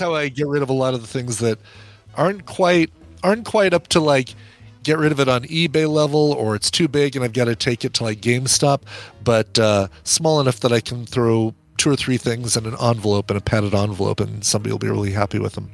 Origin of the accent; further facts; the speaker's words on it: Colorado, United States; I'm from Colorado.